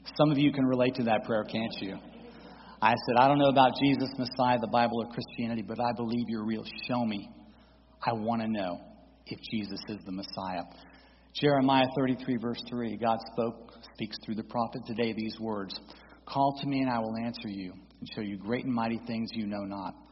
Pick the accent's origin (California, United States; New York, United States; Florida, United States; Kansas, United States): Florida, United States; St. Petersburg; also born or lived in Daytona Beach, Florida; I was born in Daytona, raised in St. Petersburg in a Reformed Jewish household